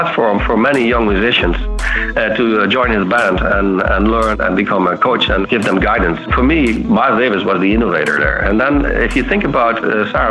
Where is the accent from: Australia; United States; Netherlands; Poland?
Netherlands; south of the Netherlands; moved away; Yeah, so I grown up in the south of the Netherlands. So I'm a Dutch boy here.